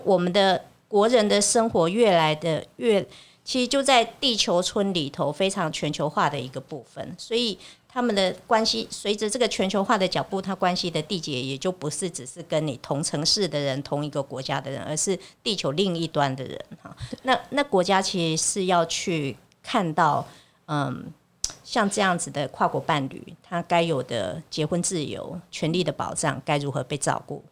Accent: Taiwan; 我们台湾人

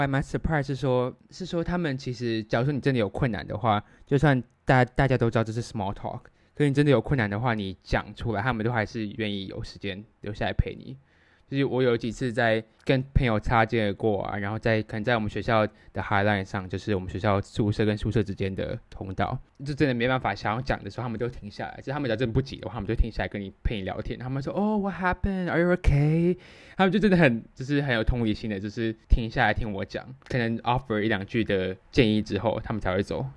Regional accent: Taiwan; 我跟Jasmine的话，我们两个都是台湾传统的教育体制长大。我只有在国中三年的时候上过半个月的时候班，但是最基本来说同学沟通啊，这个学习环境都还是以中文为主

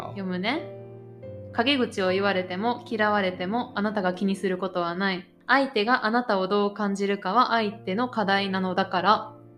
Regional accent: Japan; 日本の社会は特にこの人からどう思われるとか人にどう見られるっていうのをすごく意識する社会やから、その中でずっと生まれ育ってきて

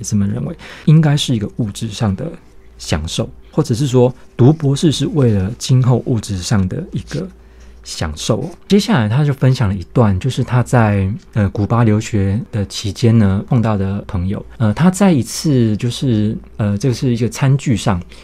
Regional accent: Taiwan; 我们台湾这边

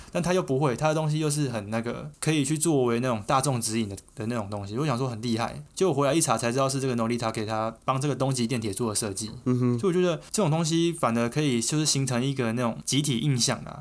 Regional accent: Taiwan; 我们台湾人

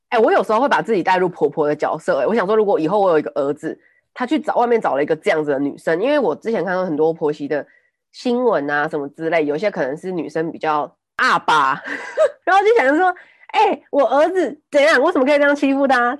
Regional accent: Taipei, Taiwan; first language Taiwanese Hokkien; Chinese is a second language; 我小时候是带我阿公阿妈那边长到小班、中班之类的，然后才回台北嗯。念书

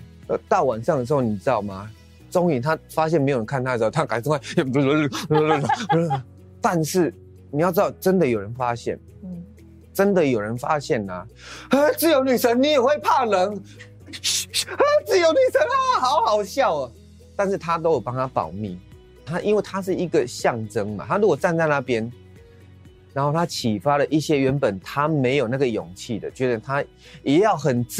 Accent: Changhua County, Taiwan; 我们彰化都讲台语嘛，嗯、那其实我真正的母语是英文。

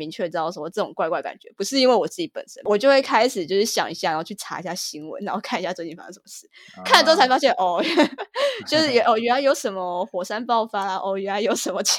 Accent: Taiwan; now in United States; 就是我从台湾来到美国之后，我发现整个能量场状态就是完全不一样。

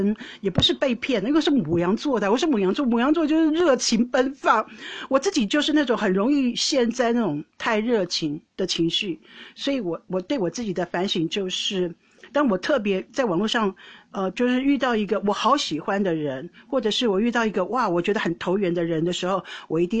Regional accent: Taiwan; now in Netherlands; 我因为我从台湾来荷兰，人生地不熟

